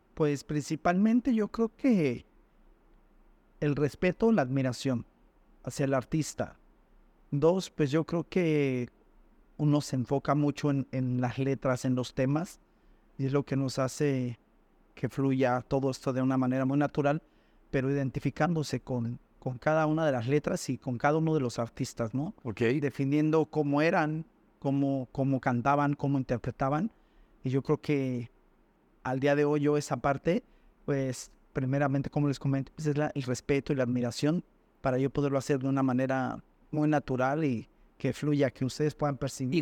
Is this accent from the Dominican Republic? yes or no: no; Mexico City, Mexico; en el barrio de donde yo vengo pues la, situación era complicada